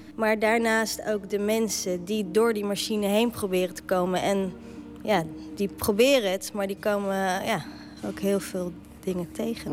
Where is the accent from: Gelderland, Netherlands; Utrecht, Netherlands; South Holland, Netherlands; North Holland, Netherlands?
South Holland, Netherlands; The Hague; accent: Haags; ik ben natuurlijk gewoon geboren en getogen in Den Haag en dat hoor je ook wel